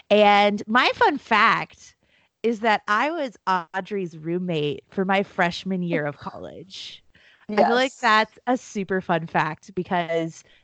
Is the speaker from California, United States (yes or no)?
yes; California, United States; Technically, I'm from Southern California.